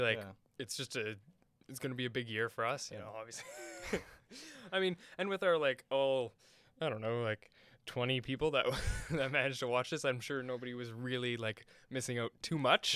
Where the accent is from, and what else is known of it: Canada